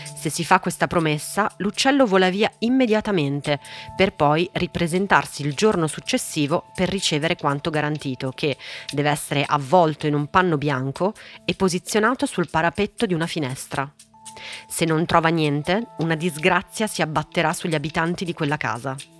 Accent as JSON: {"language": "Italian", "country": "Italy", "tie": "born or raised there", "also_born_or_lived": "Santos, Brazil", "said": "è assolutamente vero che sono italiana"}